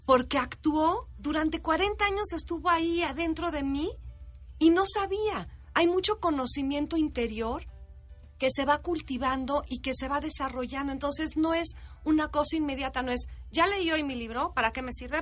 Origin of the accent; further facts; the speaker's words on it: Mexico; los mexicanos